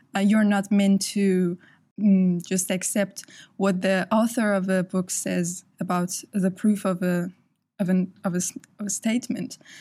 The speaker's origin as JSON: {"language": "English", "country": "Iran", "moved": "yes", "lives_now": "United Kingdom", "said": "I'm from Iran."}